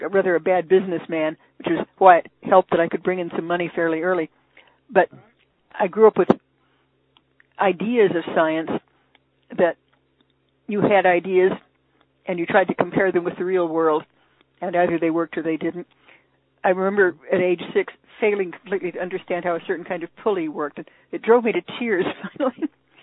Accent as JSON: {"language": "English", "town": "Los Angeles", "region": "California", "country": "United States", "tie": "born or raised there", "also_born_or_lived": "Hollywood / Cambridge", "said": "I grew up in the San Fernando Valley"}